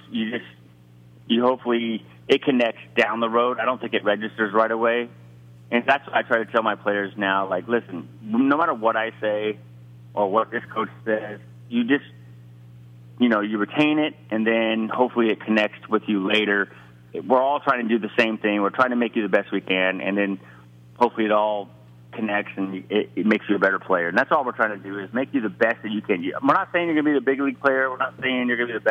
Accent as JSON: {"language": "English", "town": "San Diego", "region": "California", "country": "United States", "said": "I'm from San Diego"}